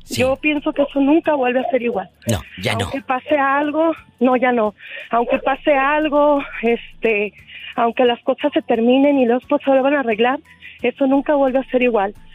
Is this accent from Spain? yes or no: no; Guadalajara, Jalisco, Mexico; de Guadalajara.